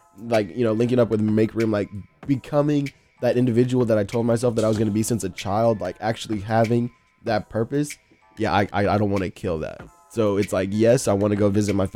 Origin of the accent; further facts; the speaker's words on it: Texas, United States; moved away; also born or lived in South Florida; I'm originally from Texas, but I spent a lot of time like in South Florida.